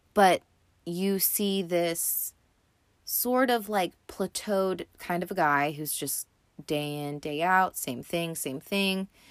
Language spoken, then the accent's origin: English; United States; I'm from America